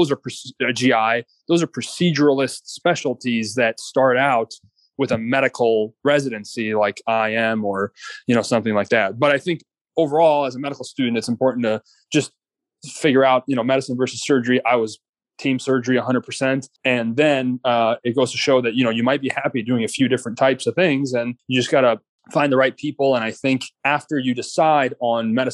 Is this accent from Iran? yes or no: yes; Iran; moved away; my home country of Iran